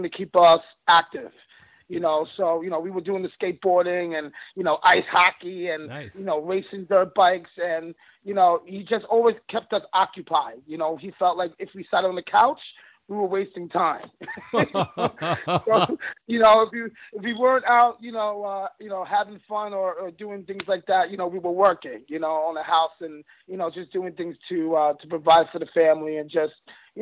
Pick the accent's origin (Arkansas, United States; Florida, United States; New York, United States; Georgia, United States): New York, United States; Long Island; I grew up in Long Island, New York